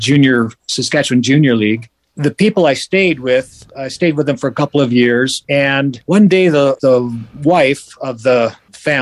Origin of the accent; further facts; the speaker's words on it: Bellevue, Washington, United States; also born or lived in Edmonton, Alberta, Canada; I was born in Edmonton, Alberta, and until the age of seven. Then at the age of seven, we moved to Bellevue, Washington